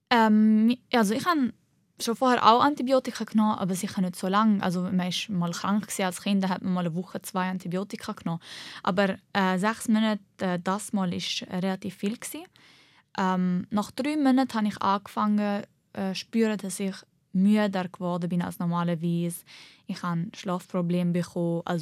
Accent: Switzerland; Ich bin halt Schweizerin und Libanesin. Ich bin nicht nur eine Libanesin

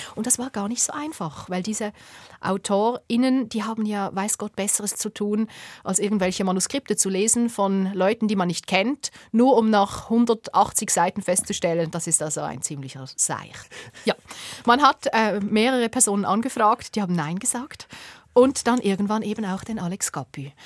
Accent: Bubendorf, Basel-Landschaft, Switzerland; ich bin in diesem Bubendorf aufgewachsen

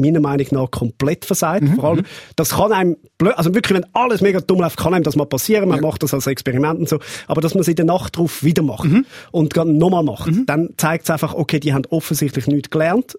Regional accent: Zurich, Switzerland; als Zürcher

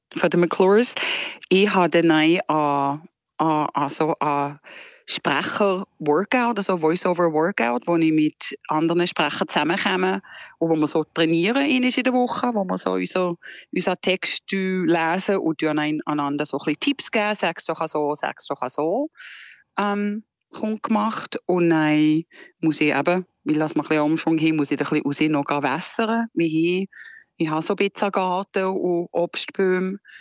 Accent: Switzerland; moved away as an adult; now in California, United States; ich eben eine Schweizer Fahrerin bin

